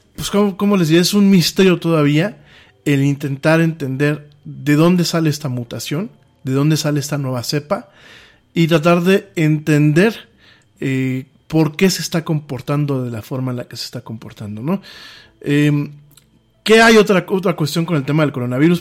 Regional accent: Mexico

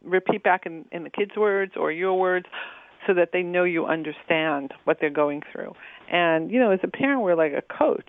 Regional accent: New York, United States; I grew up in New York

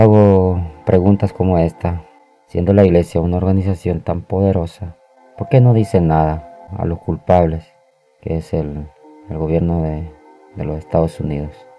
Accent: El Salvador; born or raised there

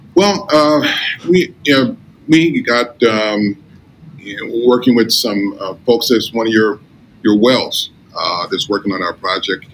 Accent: Inglewood, California, United States; moved away as an adult; now in Las Vegas, United States; I, I grew up in Los Angeles, California, and um, uh, Inglewood, California

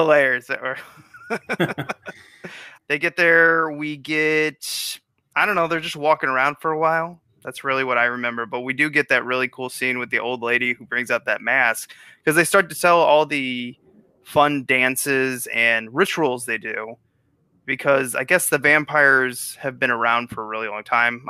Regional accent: Missouri, United States; moved away as an adult; now in Chicago, United States; I'm from Missouri

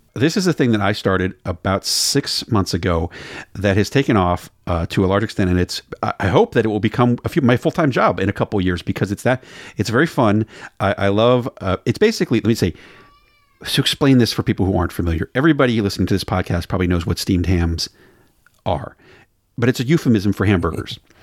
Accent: Maryland, United States; now in Portland, Oregon, United States; I'm from Maryland.

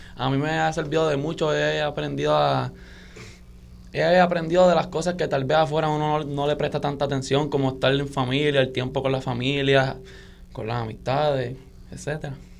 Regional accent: Bayamón, Puerto Rico; vengo de Bayamón

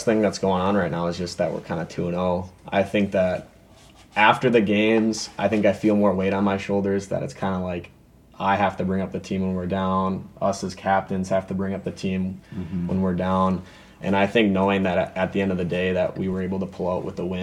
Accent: Andover, Minnesota, United States; I grew up in Andover my whole life.

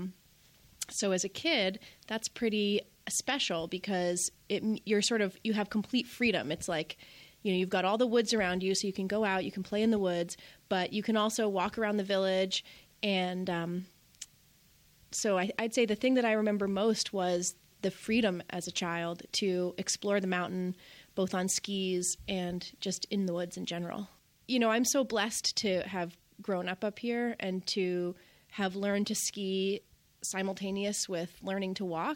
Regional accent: Bolton, Vermont, United States; I grew up right here at Bolton Valley and learned to ski here at Bolton Valley

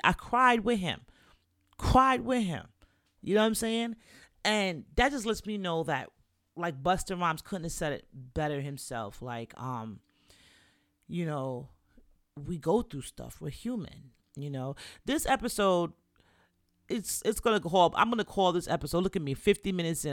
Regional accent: New York City, New York, United States; also born or lived in Jamaica; I'm Jamaican, from the Bronx

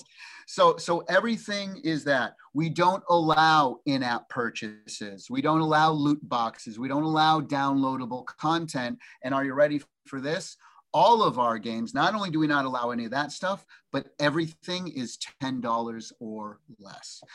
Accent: Massachusetts, United States; moved away as an adult; now in Orange County, United States; I grew up in the East Coast in Massachusetts for 21 years, and then been here 32 years

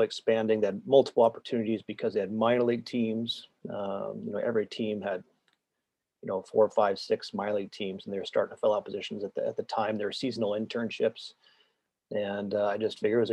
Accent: Tacoma, Washington, United States; moved away as an adult; I grew up in the Pacific Northwest, and I was going to a small private liberal arts school, University of Puget Sound in Tacoma, which is where I grew up actually.

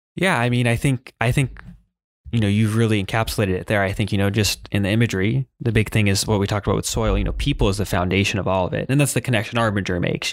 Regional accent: Hawaii, United States; moved away as an adult; now in Salem, United States; I grew up in Hawaii.

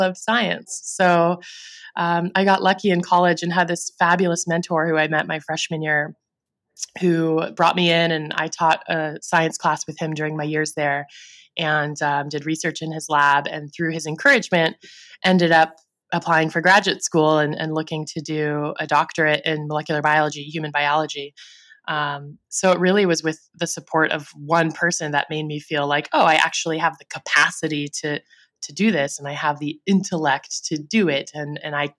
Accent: the Bay Area, California, United States; also born or lived in Los Angeles; I grew up in the Bay Area and that's where I first was represented

